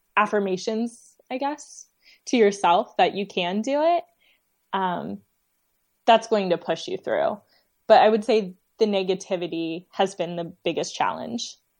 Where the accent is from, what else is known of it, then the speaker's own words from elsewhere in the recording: Dayton, Ohio, United States; my hometown, um, in Dayton, Ohio